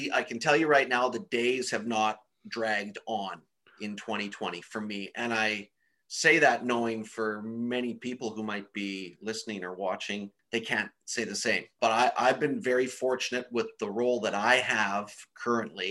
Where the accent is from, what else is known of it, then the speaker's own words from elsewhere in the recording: Nanaimo, British Columbia, Canada; also born or lived in Victoria, British Columbia; I grew up on Vancouver Island. I was born in Victoria, but I was raised in Nanaimo